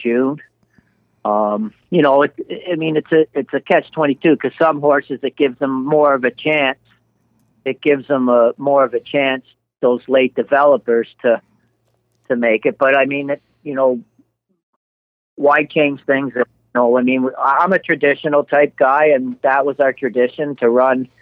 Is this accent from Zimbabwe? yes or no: no; Canada; we're all from Canada.